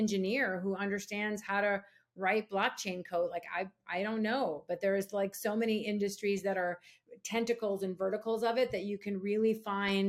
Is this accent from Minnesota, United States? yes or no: yes; Minneapolis, Minnesota, United States; born or raised there